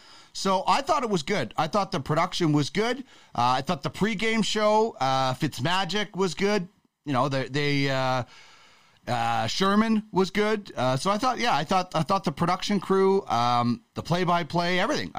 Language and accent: English; Canada; as a Canadian